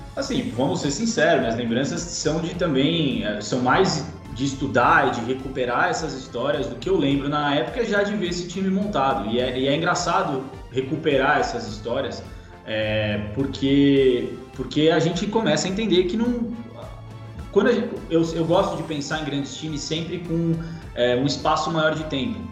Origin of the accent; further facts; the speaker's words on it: São Paulo, Brazil; Nasci em São Paulo